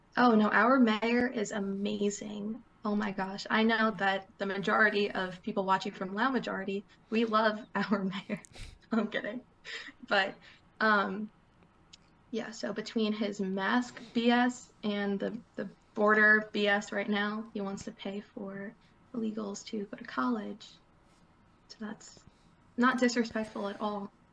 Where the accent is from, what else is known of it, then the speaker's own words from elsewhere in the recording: United States; as an American in the United States